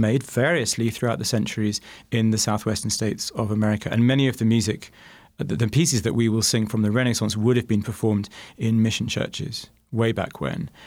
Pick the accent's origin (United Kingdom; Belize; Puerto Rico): United Kingdom; now in Phoenix, United States; as a Brit